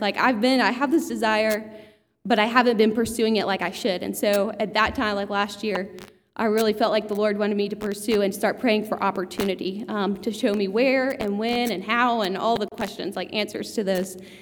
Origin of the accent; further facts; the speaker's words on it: Georgia, United States; I grew up in Georgia, like my whole life